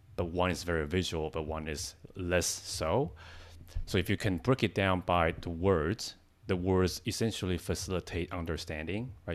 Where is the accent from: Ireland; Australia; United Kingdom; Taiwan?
Taiwan; English is a second language; moved away as an adult; now in United States; I'm not a native speaker. I came from Taiwan. I came to the States 10 years ago